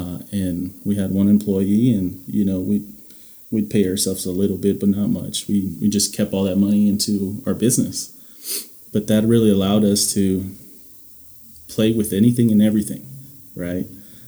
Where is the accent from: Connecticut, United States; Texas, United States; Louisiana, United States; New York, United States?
Louisiana, United States; also born or lived in Indiana; Me growing up in a lot of different places, growing up in Louisiana, spending 10 years in Louisiana or Indiana